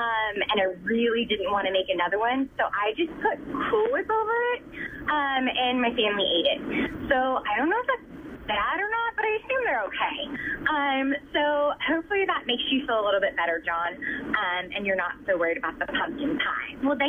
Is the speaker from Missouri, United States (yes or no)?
yes; Missouri, United States; I'm from Missouri.